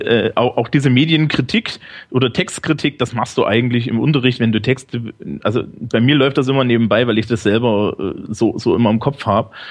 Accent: Thuringia, Germany; now in Bavaria, Germany; Also ich bin eigentlich aus Thüringen.

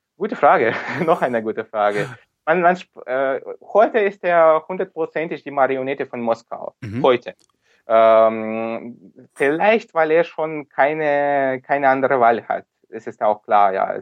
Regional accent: Sevastopol, Crimea, Ukraine; German is a second language; ich komme selbst aus Sevastopol, ich mhm. komme aus der Krim, bin hier geboren schon in der Ukraine.

